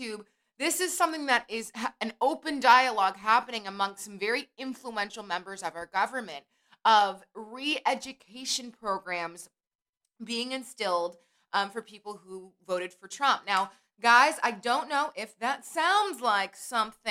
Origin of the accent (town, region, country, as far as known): United States